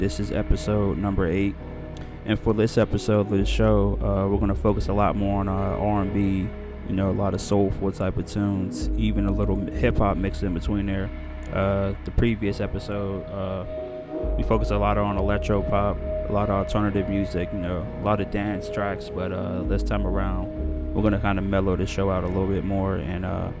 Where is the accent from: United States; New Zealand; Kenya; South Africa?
United States; Pittsburgh, Pennsylvania; my hometown of Pittsburgh